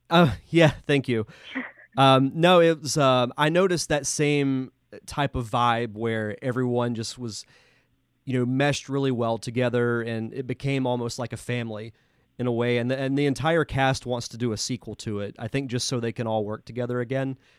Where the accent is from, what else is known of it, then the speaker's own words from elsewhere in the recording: Pensacola, Florida, United States; am from Pensacola